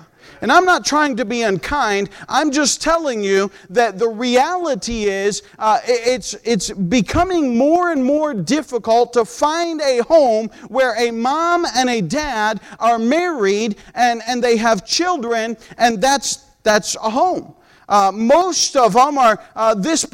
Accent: United States; moved away; also born or lived in Peru; because we're American by nature.

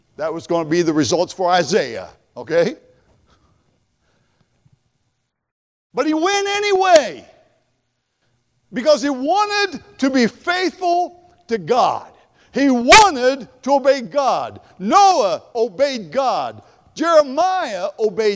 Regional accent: Columbus, Ohio, United States; I'm from Columbus, all right, born and raised

